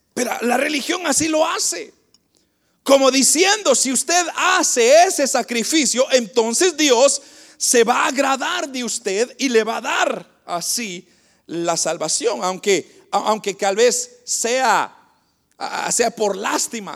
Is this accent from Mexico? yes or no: no; Guatemala; moved away; el país de donde vengo, de Guatemala